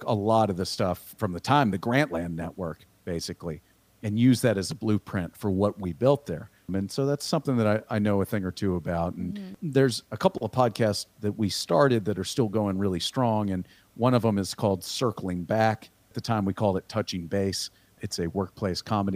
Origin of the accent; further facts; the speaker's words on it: Austin, Texas, United States; also born or lived in Missouri; I'm from Austin, Texas originally. And I live in Dripping Springs, Texas now, just outside of Austin. Yeah, I grew up here